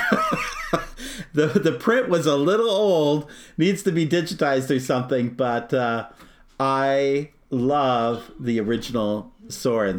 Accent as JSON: {"language": "English", "region": "Arizona", "country": "United States", "tie": "born or raised there", "said": "I grew up in Arizona, so Disneyland was the park we go to as a kid"}